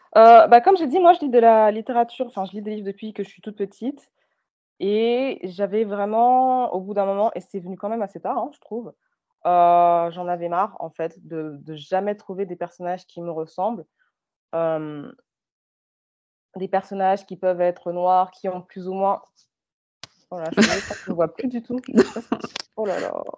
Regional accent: France; moved away as an adult; now in Canada; je suis née et j'ai grandi en France

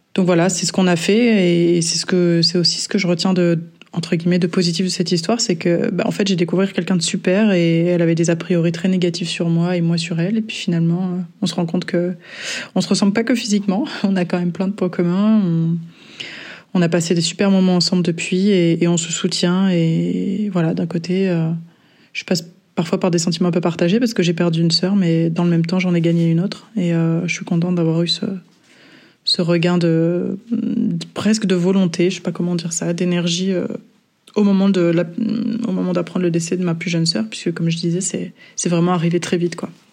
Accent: south of France, France; now in Brussels, Belgium; je vis à Bruxelles depuis euh, quelques années maintenant et je suis originaire du sud de la France

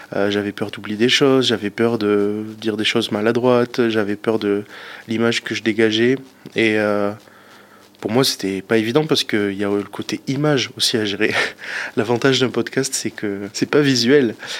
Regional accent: Pau, Nouvelle-Aquitaine, France; j'ai 27 ans, je suis de Pau

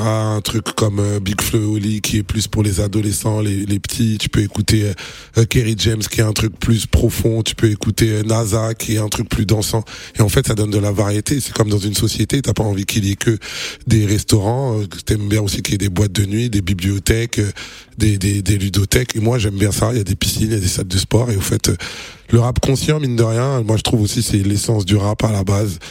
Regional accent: Kinshasa, DR Congo; also born or lived in France / Paris; now in Abidjan, Côte d'Ivoire; je suis congolais par mon père, sénégalais par ma mère. Donc j'ai grandi à Kinshasa, mais j'habite en France

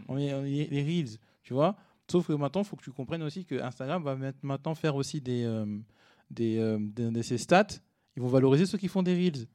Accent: Cergy-Pontoise, Île-de-France, France; also born or lived in Paris; je suis né à Paris, j'ai grandi à Sergi pontoise

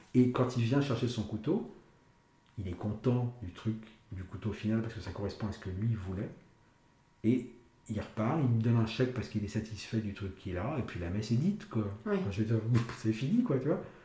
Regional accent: Paris, Île-de-France, France; Je suis parisien de naissance, je suis parisien d'habitation

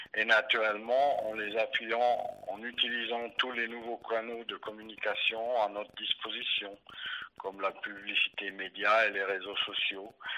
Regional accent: Biel/Bienne, Bern, Switzerland; J'ai grandi dans, dans, la ville de Bienne

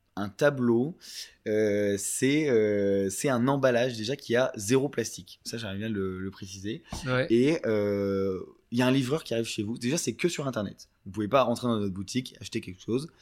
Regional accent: France; moved away as an adult; je suis français de base et j'ai vécu jusqu'à 21 ans.

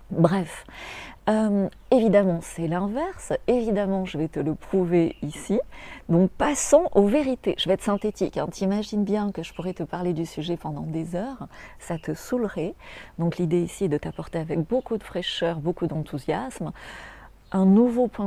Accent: France; Donc le vin, euh, quand on est français, quand on est francophone, d'abord c'est des racines.

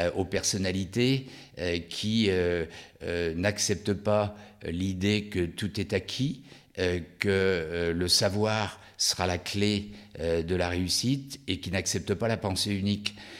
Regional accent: Lyon, Auvergne-Rhône-Alpes, France; je suis originaire de Lyon

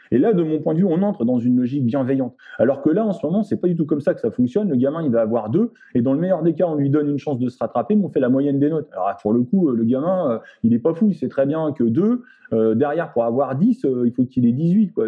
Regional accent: France; nous en tant que Français ou nous en tant qu'Européens

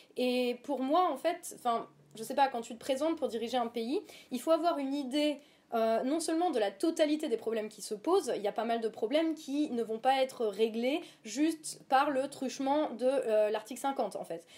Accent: Lorraine, Grand Est, France; also born or lived in Verdun; j'ai grandi dans le PIO, Villerullon, oui. et ensuite, j'ai fait mon lycée à Verdun.

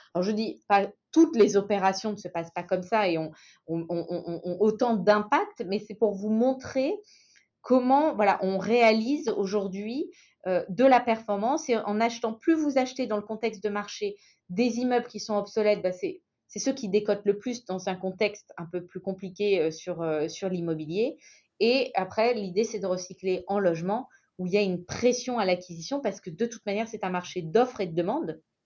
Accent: Saint-Étienne, Auvergne-Rhône-Alpes, France; Je suis stéphanoise, pure souche

